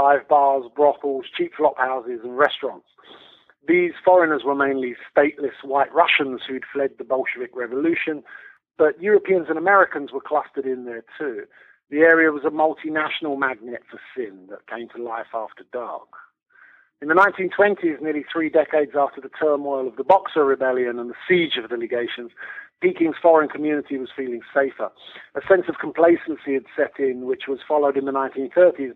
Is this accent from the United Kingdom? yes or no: yes; United Kingdom; moved away as an adult; now in China; I've lived in China as a Brit. I've lived in China for over 20 years now